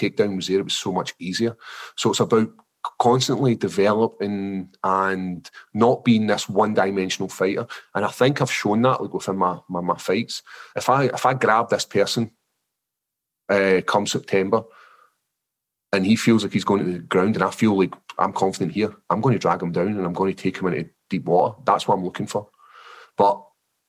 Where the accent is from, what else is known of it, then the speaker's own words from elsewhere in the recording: Scotland, United Kingdom; accent: Scottish; my actual Scottish accent's so thick